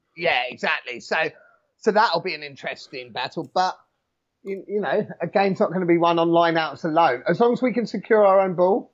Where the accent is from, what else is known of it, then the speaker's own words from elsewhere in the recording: New Zealand; being a Kiwi